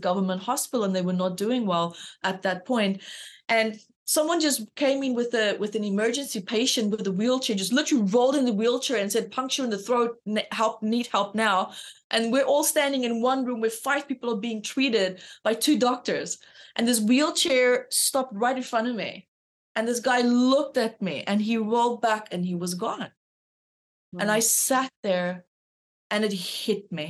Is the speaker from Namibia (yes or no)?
yes; Namibia; moved away; also born or lived in South Africa; So I'm from South Africa and grew up in Namibia, but moved back to South Africa